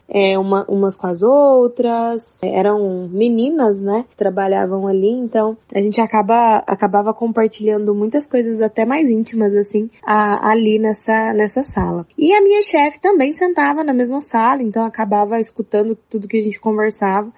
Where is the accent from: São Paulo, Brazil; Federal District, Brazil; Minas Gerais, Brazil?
Minas Gerais, Brazil; Uberlândia; eu, eu sou de Uberlândia